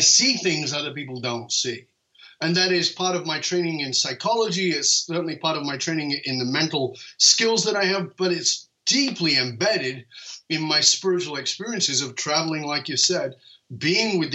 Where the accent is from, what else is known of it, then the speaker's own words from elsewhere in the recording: United Kingdom; I'm British.